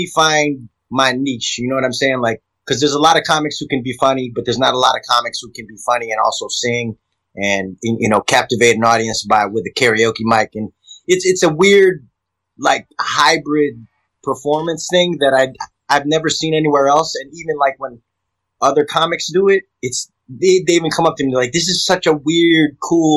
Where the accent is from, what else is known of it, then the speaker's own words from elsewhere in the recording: Chicago, Illinois, United States; moved away; I grew up in Chicago